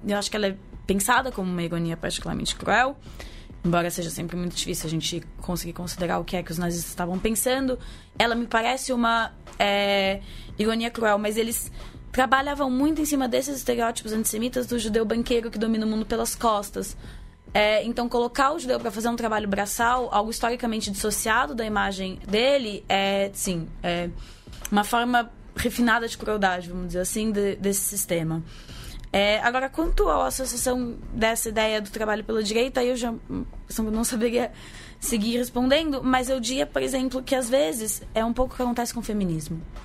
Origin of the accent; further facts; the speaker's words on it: Brazil; nossa identidade enquanto brasileiros